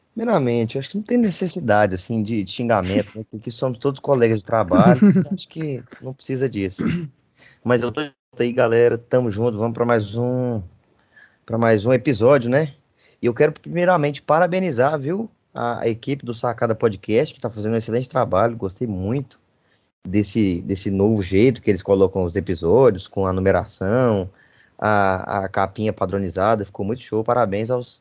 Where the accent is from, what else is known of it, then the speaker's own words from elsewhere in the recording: Goiânia, Goiás, Brazil; a gente é de Goiânia, a gente, nossa cidade aqui respira o sertanejo. Desde pequeno a gente escuta